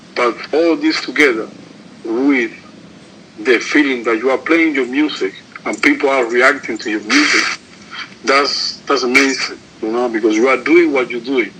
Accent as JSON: {"language": "English", "country": "Cuba", "said": "I'm from Cuba."}